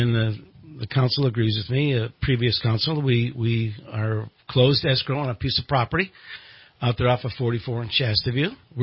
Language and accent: English; Chicago, Illinois, United States; moved away as an adult; also born or lived in Southern California; now in Redding, United States; I was born and raised in Chicago.